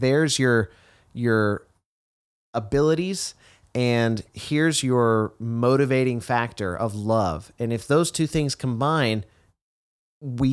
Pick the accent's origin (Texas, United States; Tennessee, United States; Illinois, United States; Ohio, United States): Texas, United States; growing up in Texas